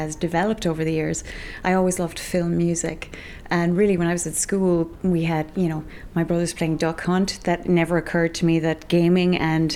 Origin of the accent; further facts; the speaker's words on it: East Galway, Connacht, Ireland; growing up in East Galway, in a village of 580 people